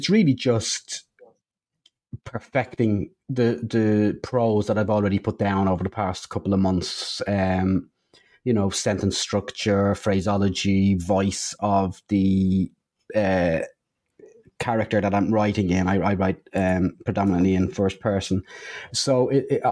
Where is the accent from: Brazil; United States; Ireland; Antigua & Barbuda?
Ireland; Dublin, Leinster; moved away; back in my hometown of Dublin